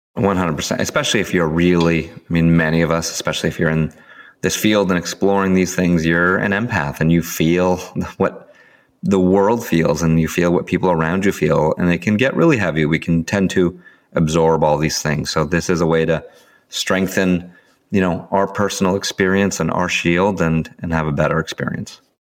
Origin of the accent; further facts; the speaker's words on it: Sandy Hook, Connecticut, United States; in my hometown where I live right now in Sandy Hook